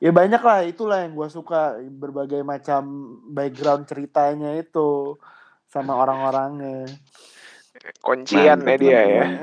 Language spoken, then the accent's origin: Indonesian; Jakarta, Indonesia; Ya kalau gue tuh suka itu pertama ya karena kita kan sebagai orang Jakarta